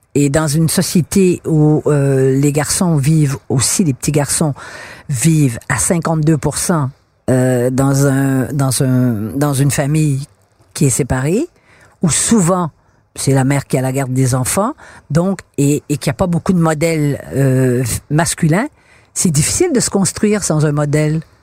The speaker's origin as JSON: {"language": "French", "region": "Quebec", "country": "Canada", "tie": "born or raised there", "said": "Dans ma génération, euh, à l'école, quand j'étais enfant, on était des Canadiens français et on est devenu des Québécois en 1960"}